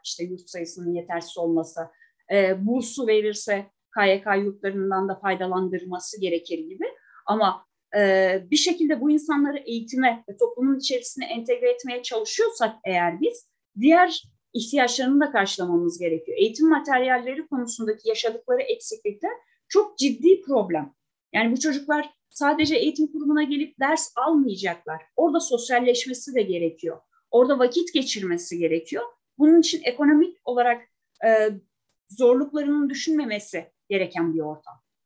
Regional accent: Kütahya, Turkey; now in Şanlıurfa, Turkey; Ben e, Kütahya'da doğdum. E, yıllardır Urfa'da yaşıyorum. Ben de bir göçmenim.

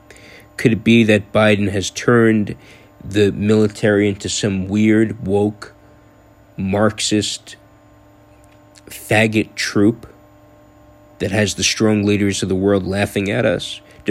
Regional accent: United States

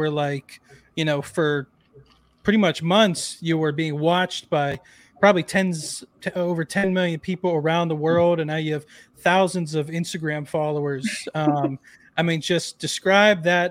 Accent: Pittsburgh, Pennsylvania, United States; born raised in Pittsburgh

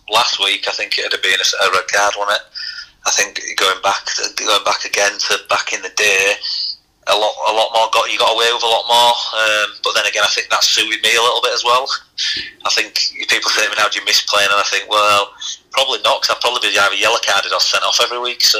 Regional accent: Leeds, Yorkshire and the Humber, United Kingdom; I was from Leeds

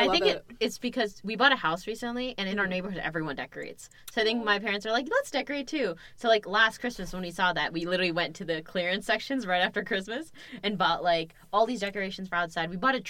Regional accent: United States; So, like growing up in America, but your parents not being American fully, like, having immigrant parents

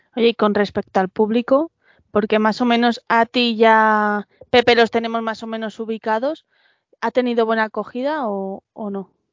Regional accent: Madrid, Community of Madrid, Spain; dos madrileños

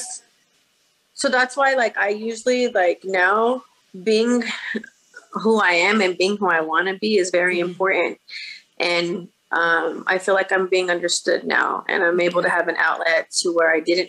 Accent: Bakersfield, California, United States; I was born and raised in Bakersfield, California, which is probably about 2 hours out from

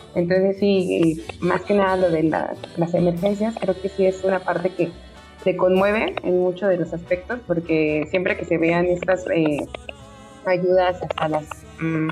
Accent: Mexico City, Mexico; de la ciudad

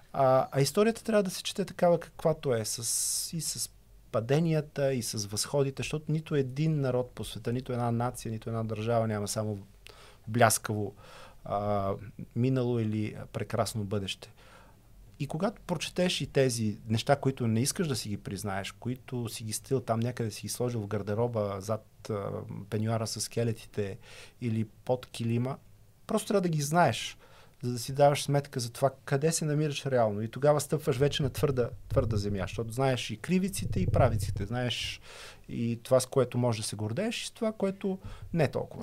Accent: Bulgaria; като ме питаха откъде съм от България

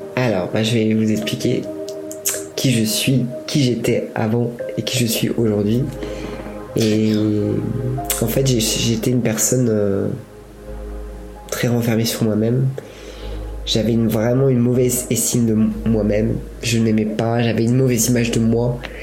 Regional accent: Buellas, Auvergne-Rhône-Alpes, France; moved away as an adult; also born or lived in England; now in Paris, France; J'habitais dans un village qui s'appelle Buélas, mon village natal, et qui est à côté de Bourg-en-Bresse, qui est à une heure de Lyon

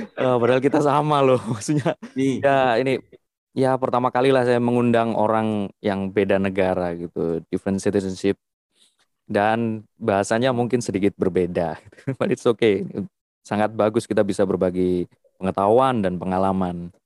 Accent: Java, Indonesia; saya dari Jawa

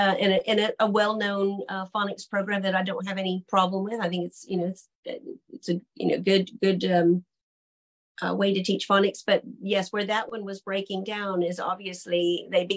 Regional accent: United States; also born or lived in Britain; now in United Kingdom; as an American living in Britain

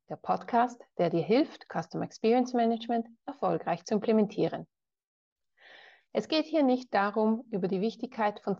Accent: Ticino, Switzerland; Geboren und aufgewachsen bin ich im Tessin. Das ist der südlichste Zipfel der Schweiz, wo man Italienisch spricht.

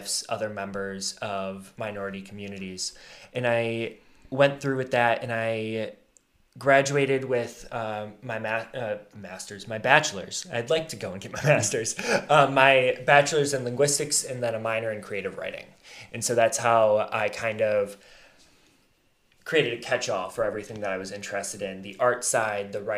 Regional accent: Alpena, Michigan, United States; I grew up here in Alpena, graduated from Alpena High in 2015

